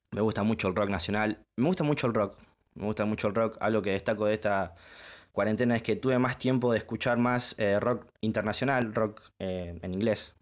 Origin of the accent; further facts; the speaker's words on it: Junín, Buenos Aires Province, Argentina; Soy oriundo de Junín, vivo en Junín